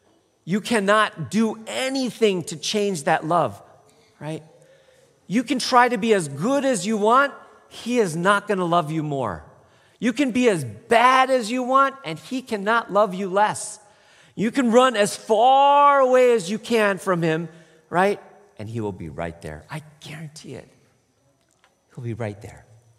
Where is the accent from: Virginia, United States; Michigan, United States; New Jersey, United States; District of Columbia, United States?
Michigan, United States; also born or lived in Toronto, Canada; And I grew up in Michigan. And Toronto, Canada